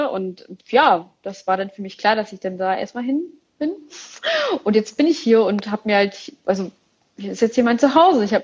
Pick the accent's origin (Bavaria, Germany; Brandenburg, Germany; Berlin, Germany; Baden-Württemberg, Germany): Berlin, Germany; aber in Berlin, ich komme aus Berlin